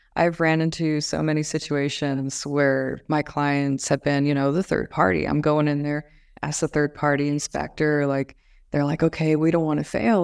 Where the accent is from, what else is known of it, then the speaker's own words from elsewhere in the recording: Las Vegas, Nevada, United States; also born or lived in Phoenix, Arizona; now in Pasadena, United States; Originally, I'm from Las Vegas, Nevada.